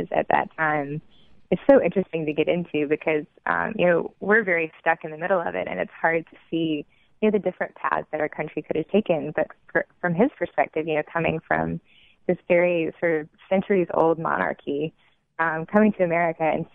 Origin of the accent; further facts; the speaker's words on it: Jackson, United States; as a young child growing up in Jackson